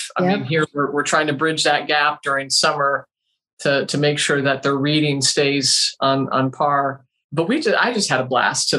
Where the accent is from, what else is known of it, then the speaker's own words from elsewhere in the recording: Pinellas County, Florida, United States; moved away as an adult; also born or lived in St. Petersburg, Florida / Hillsborough County, Florida; now in Bradenton, United States; I was born and bred in Pinellas County